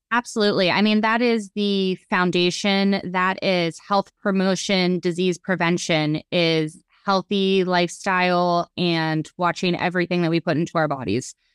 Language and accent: English; Youngstown, Ohio, United States; moved away as an adult; now in Melbourne, United States; I live in Melbourne, Florida. Well, I'm originally from Youngstown, Ohio